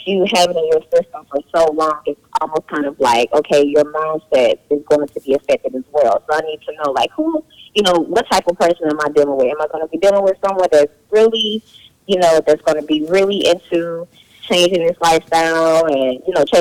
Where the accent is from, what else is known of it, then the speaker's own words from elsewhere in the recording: Georgia, United States; I'm from Georgia, and I grew up eating meat all the time